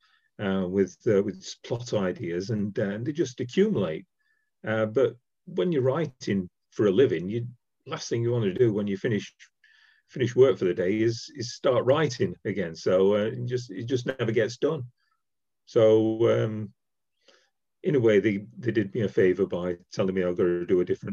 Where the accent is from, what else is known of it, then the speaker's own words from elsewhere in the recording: Sheffield, Yorkshire and the Humber, United Kingdom; now in Derby, United Kingdom; I'm from Sheffield originally. I now live in Derby